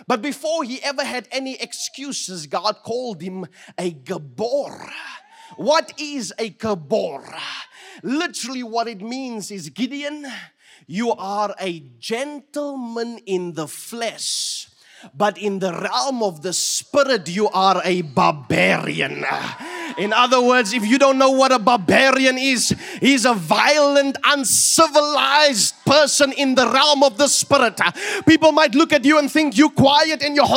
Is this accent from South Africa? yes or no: yes; Fraserburg, Northern Cape, South Africa; moved away; when I grew up in Fraserburg